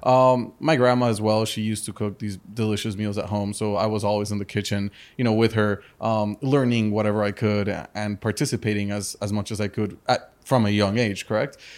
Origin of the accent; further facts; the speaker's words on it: Madrid, Community of Madrid, Spain; also born or lived in Chicago, United States / Colombia; now in Miami, United States; I was born in Chicago. Uh, my parents are from Colombia and from the US. I grew up in Madrid, in Spain